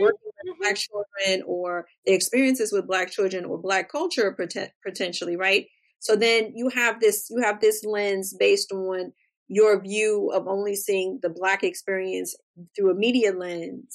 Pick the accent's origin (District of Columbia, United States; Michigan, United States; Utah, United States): District of Columbia, United States; Washington; I grew up in Washington, D.C.